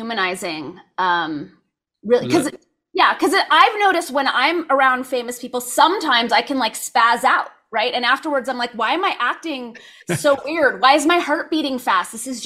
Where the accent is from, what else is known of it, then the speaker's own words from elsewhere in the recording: Los Angeles, California, United States; I grew up in Los Angeles